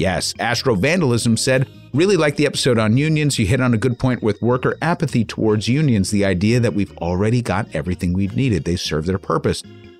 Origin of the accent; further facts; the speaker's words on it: New York, United States; I can't say Oregon the right way. And neither can 99 because we're from New York.